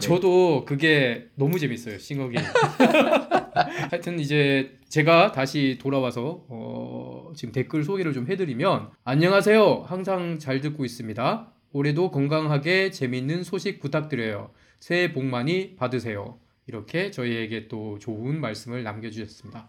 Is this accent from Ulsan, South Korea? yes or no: yes; Ulsan, South Korea; accent: Ulsan dialect; 저희 고향인 울산 사투리로